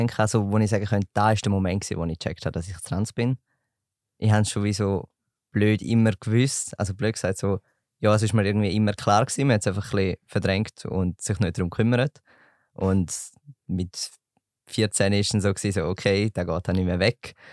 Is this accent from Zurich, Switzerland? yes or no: no; St. Gallen, Switzerland; bin 19, komme aus St. Gallen